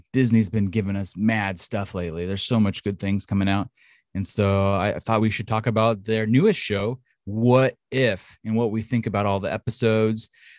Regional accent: Australia; And I'm not going to do it because then you'll know that I'm Australian.

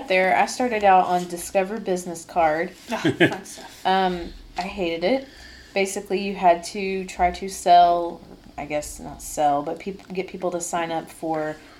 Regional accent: Indiana, United States; Because we didn't have them in my home state.

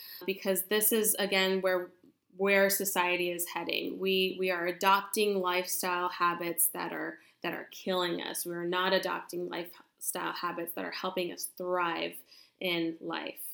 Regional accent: California, United States; I am from California

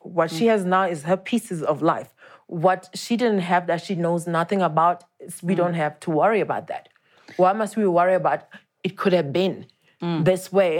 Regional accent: Daleside, Gauteng, South Africa; born or raised there

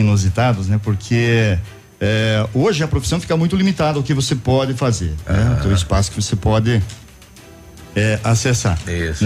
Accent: Pato Branco, Paraná, Brazil; eu sou pato-branquense nato, né? Estive fora de Pato Branco por algum tempo, mas nasci em Pato Branco e pretendo morrer em Pato Branco também

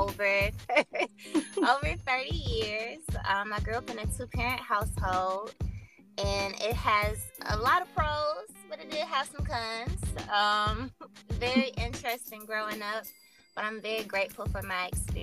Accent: Atlanta, Georgia, United States; also born or lived in Valdosta, Georgia; I come from Atlanta, Georgia. I've lived here my whole life

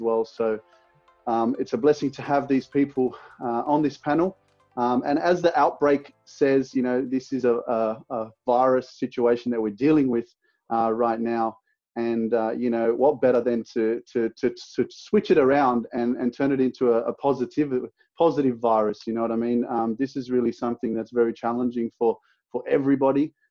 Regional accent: Sydney, New South Wales, Australia; I'm from Sydney, Australia.

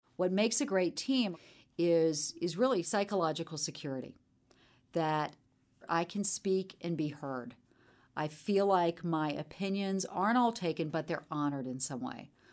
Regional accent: Charleston, South Carolina, United States; moved away as an adult; also born or lived in Chapel Hill, North Carolina; Growing up in Charleston, I was a middle child. very Southern family

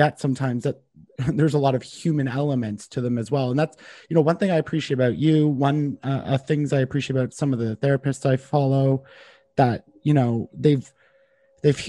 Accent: Canada; as a Canadian

